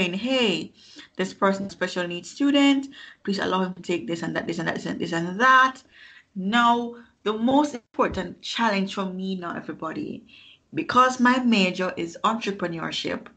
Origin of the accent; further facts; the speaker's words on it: Kingston, Jamaica; also born or lived in New York; I grew up in Kingston, Jamaica